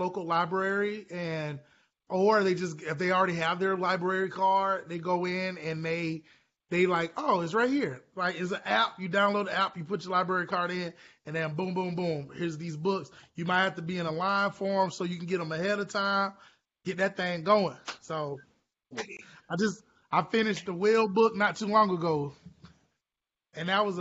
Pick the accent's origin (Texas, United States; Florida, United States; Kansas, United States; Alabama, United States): Florida, United States; Orlando; I'm from Orlando originally